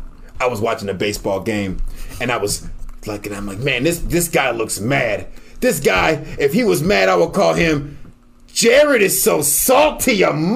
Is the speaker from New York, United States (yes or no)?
yes; New York City, New York, United States; I'm from New York City. The only time I see grass is when I go to the Bronx.